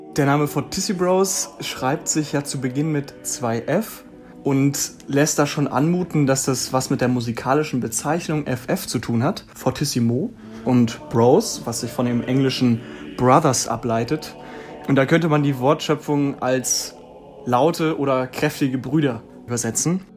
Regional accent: Schwerin, Mecklenburg-Vorpommern, Germany; moved away as an adult; nachdem wir alle Schwerin verlassen haben

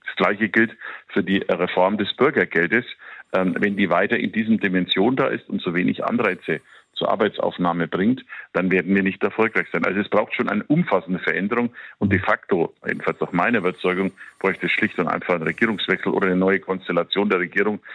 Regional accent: Bavaria, Germany; bei uns in Bayern

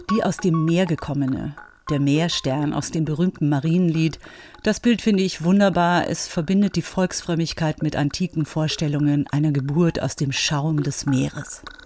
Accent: Bavaria, Germany; im katholischen Bayern, wo ich groß geworden bin

